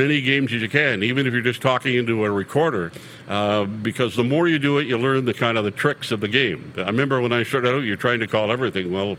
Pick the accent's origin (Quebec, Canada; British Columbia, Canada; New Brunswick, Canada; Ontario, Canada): New Brunswick, Canada; Campbellton; moved away; also born or lived in Calgary; my hometown in Campbellton, New Brunswick